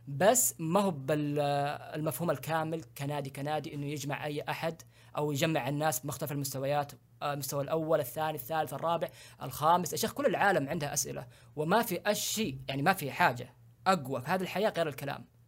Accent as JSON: {"language": "Arabic", "country": "Saudi Arabia", "said": "عندنا في السعوديه"}